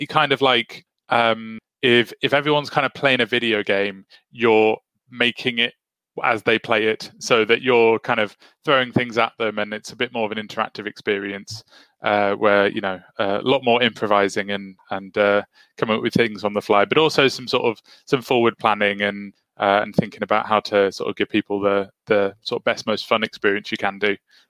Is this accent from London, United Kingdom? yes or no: no; Whitehaven, North West England, United Kingdom; now in Preston, United Kingdom; I'm from West Cumbria, so over on Whitehaven is my hometown, although I don't have the accent, so you just have to take my word on it. So moved down to Preston last year